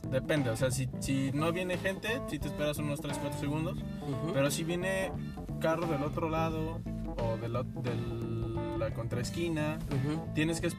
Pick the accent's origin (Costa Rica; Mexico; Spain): Mexico; now in Canada; Y nosotros como mexicanos podemos, pero nada más creo